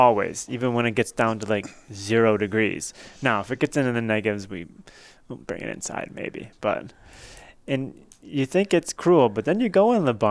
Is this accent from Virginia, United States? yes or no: no; Chesaning, Michigan, United States; also born or lived in Saginaw, Michigan; I grew up in Chesaning, Michigan, on the farm.